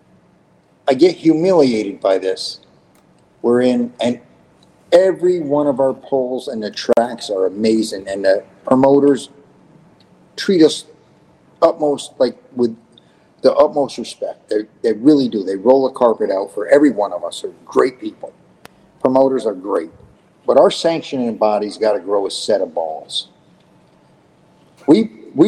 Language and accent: English; New York, United States; I'm a New Yorker. I'm a redneck.